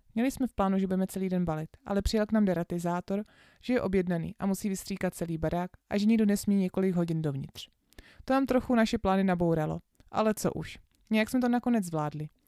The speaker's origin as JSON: {"language": "Czech", "country": "Czechia", "said": "že z Čech"}